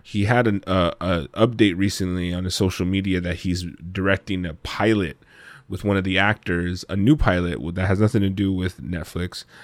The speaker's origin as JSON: {"language": "English", "region": "Southern California", "country": "United States", "said": "we're Mexican from Southern California."}